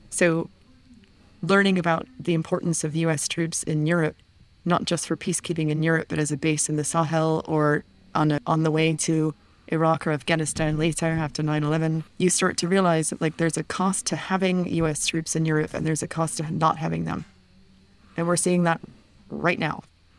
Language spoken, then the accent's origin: English; United States; moved away; But growing up in the United States and then moving outside of the United States, I was always very aware of the cost of the U.S. defense budget